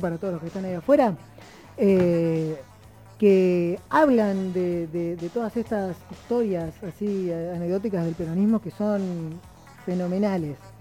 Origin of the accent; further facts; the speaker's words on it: Río Gallegos, Santa Cruz, Argentina; moved away; que es Río Gallegos, que es de donde vengo